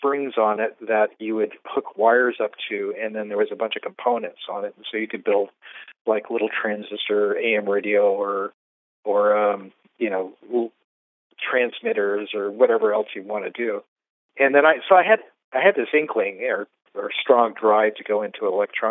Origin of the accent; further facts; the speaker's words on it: Fresno, California, United States; moved away as an adult; also born or lived in Concord, California; now in San Francisco, United States; I was actually born and raised in Fresno, and then I escaped Fresno when I was about 18 or so